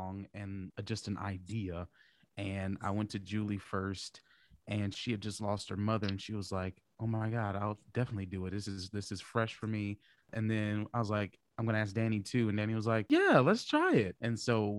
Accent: Omaha, Nebraska, United States; I was born and raised in Omaha, Nebraska

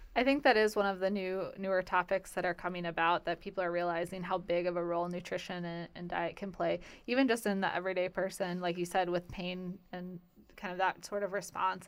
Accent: Midwest, United States; moved away as an adult; also born or lived in Valparaiso, Indiana / Wisconsin / Virginia; now in Florida, United States; growing up in the Midwest

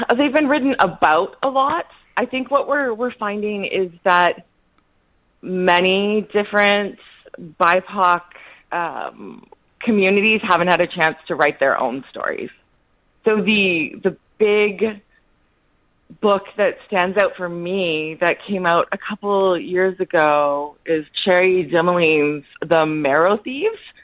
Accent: Canada; now in Los Angeles, United States; I'm a Canadian citizen, uh, currently working in Los Angeles, California

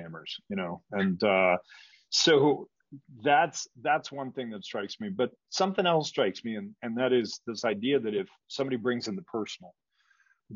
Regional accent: Rocky Mountain West, United States; also born or lived in Midwest; I'm a Midwesterner by birth who grew up in the Rocky Mountain West

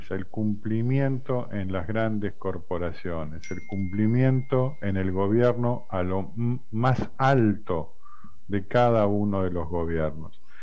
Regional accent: Argentina; Eh, yo soy de Argentina. Argentina ganó algunos mundiales de fútbol.

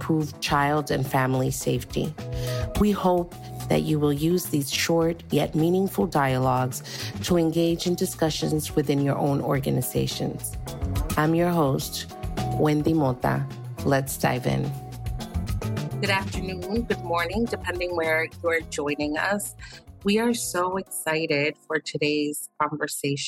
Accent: New York City, New York, United States; first language Spanish; English is a second language; when I was born in Harlem, but my family for a really long time lived in Washington Heights, which is uptown Manhattan

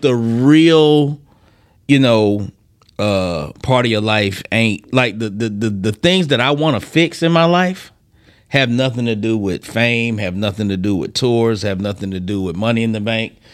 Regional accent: Decatur, Georgia, United States; also born or lived in Philadelphia, Pennsylvania; born in Philadelphia, raised in Decatur, Georgia

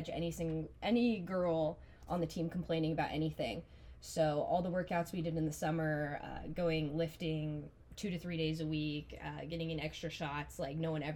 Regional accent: Auburn, Nebraska, United States; I'm from Auburn, Nebraska.

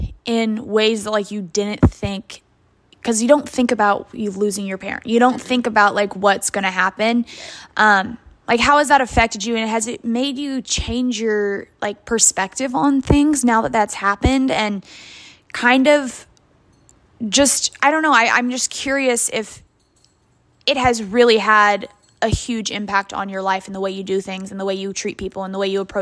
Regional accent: Midwest, United States; I feel like we were raised very similar in the Midwestern culture.

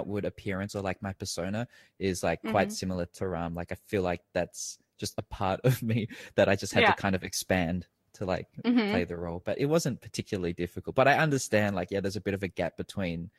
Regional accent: Australia; now in Thailand; growing up in Australia

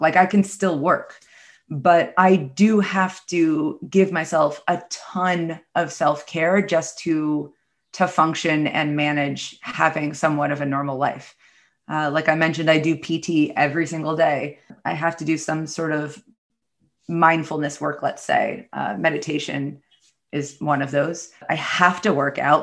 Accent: New York City, New York, United States; I'm from the New York City area

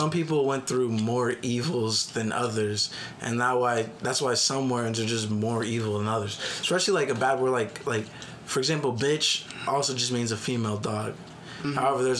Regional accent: United States; I'm also an American. I was born in America. My mom was born in America.

